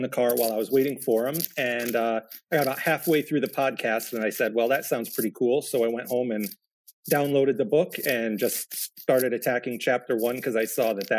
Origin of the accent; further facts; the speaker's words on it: New York, United States; I'm from New York, and Montreal. I'm not all that far from Montreal, also.